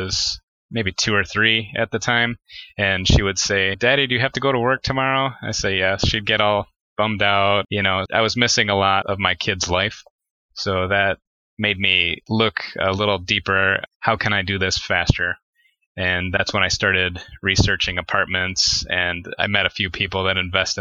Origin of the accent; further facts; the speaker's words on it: Detroit, Michigan, United States; I grew up in Detroit, Michigan, or the suburbs of Detroit all my life